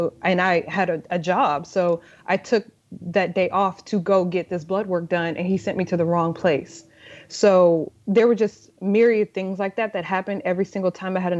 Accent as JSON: {"language": "English", "region": "Texas", "country": "United States", "moved": "yes", "lives_now": "Brooklyn, United States"}